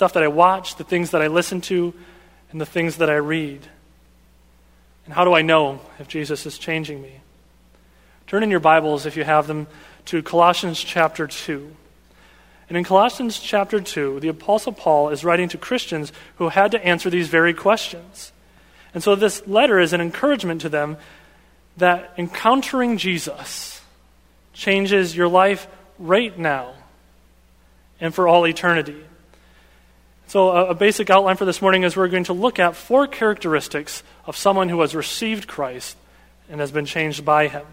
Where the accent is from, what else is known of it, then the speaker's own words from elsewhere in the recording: Grand Rapids, Michigan, United States; moved away as an adult; also born or lived in Spokane, Washington; I am a native person from Michigan, Michigander. I was born and raised in Grand Rapids